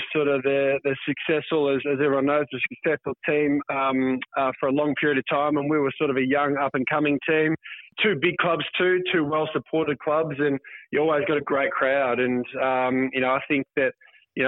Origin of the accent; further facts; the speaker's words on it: Rowville, Victoria, Australia; I grew up in Roval, sort of outer southeast